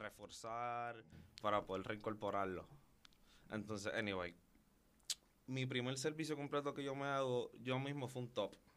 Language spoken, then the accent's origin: Spanish; Carolina, Puerto Rico; yo vengo de la tierra de los gigantes, Carolina en la casa